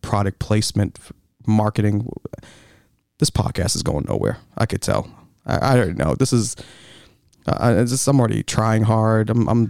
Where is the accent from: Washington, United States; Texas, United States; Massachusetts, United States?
Massachusetts, United States; Boston; So I'm going to lean into, you know, still being a Bostonian sports asshole for a little bit.